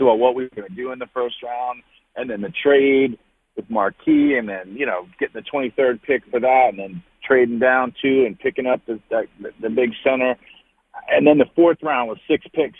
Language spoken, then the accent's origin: English; Baltimore, Maryland, United States; moved away; I was excited to get back and work in my hometown